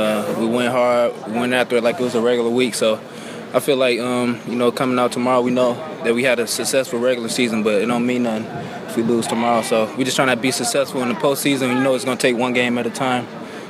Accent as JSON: {"language": "English", "town": "Detroit", "region": "Michigan", "country": "United States", "tie": "born or raised there", "said": "I'm in my hometown. Me and Martez, we got a couple Detroit guys."}